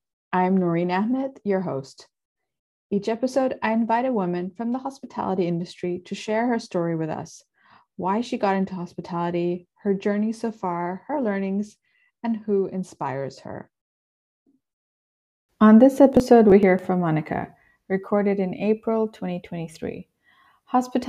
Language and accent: English; Bangkok, Thailand; born there; then I was born in Bangkok, right?